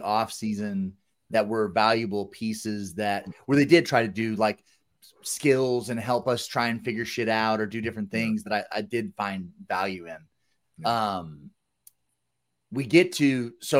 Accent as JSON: {"language": "English", "region": "Southern California", "country": "United States", "moved": "as an adult", "said": "I'm from Southern California"}